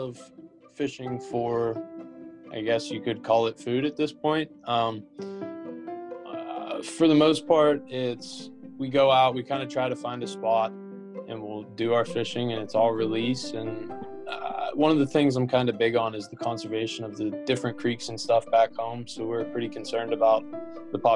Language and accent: English; Butler, Pennsylvania, United States; moved away; I'm from Butler, Pennsylvania. We're about 45 minutes north of Pittsburgh